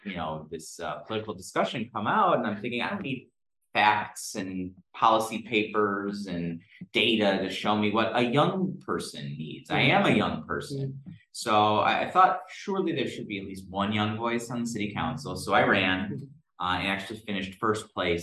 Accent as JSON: {"language": "English", "town": "Southfield", "region": "Michigan", "country": "United States", "tie": "born or raised there", "said": "Southfield, my hometown"}